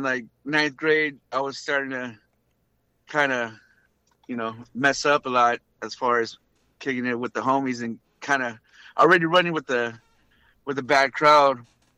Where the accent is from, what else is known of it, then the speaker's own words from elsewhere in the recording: Linwood, United States; Linwood was pretty crazy, man.